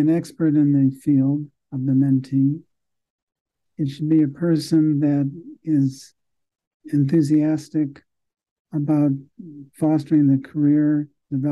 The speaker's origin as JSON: {"language": "English", "town": "Chicago", "region": "Illinois", "country": "United States", "said": "I am a Chicagoan. I went to medical school here in Chicago"}